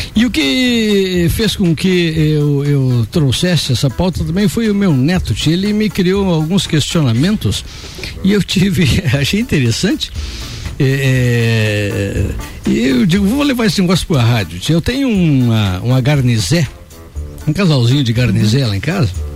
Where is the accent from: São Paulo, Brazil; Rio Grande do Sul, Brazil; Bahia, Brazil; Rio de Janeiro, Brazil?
Rio Grande do Sul, Brazil; Santo Ângelo; moved away; minha terra, Santo Ângelo